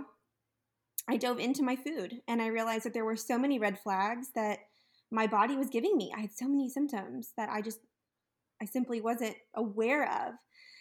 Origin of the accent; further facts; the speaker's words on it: Texas, United States; moved away; also born or lived in California; growing up in Texas, I was really always surrounded by delicious Tex-Mex food